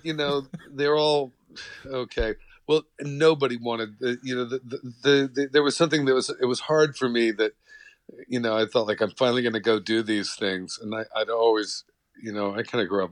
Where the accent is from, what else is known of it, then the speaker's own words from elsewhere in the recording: New York City, New York, United States; I was born in Brooklyn